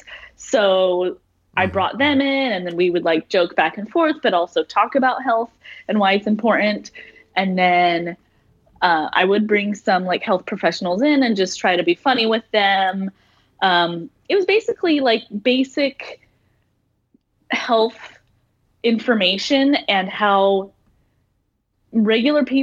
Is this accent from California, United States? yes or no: no; Salt Lake City, Utah, United States; I'm from Salt Lake City